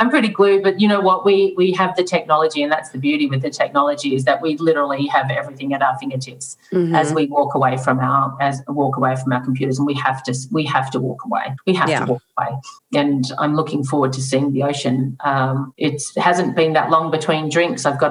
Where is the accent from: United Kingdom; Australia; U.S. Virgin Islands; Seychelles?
Australia; moved away as an adult; now in Atlanta, United States; I'm Australian. I grew up with water surrounding the country.